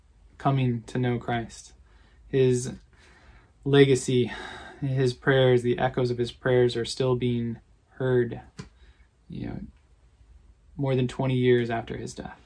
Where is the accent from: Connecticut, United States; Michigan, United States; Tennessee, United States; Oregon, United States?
Michigan, United States; Lansing; a family that I grew up around in Lansing